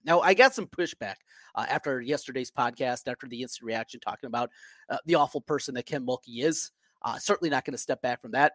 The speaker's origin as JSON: {"language": "English", "town": "Osage", "region": "Iowa", "country": "United States", "tie": "born or raised there", "said": "I grew up in North Iowa, I grew up in Osage"}